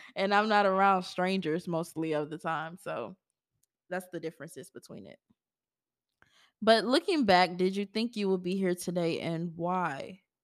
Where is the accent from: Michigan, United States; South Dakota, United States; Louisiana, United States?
Louisiana, United States; Baton Rouge; I'm from Baton Rouge